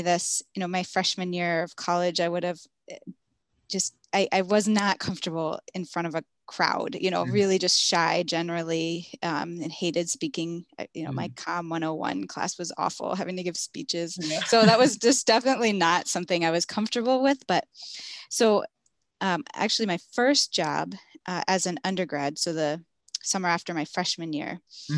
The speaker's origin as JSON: {"language": "English", "town": "Philadelphia", "region": "Pennsylvania", "country": "United States", "tie": "born or raised there", "said": "I grew up in Philadelphia, in South Philadelphia"}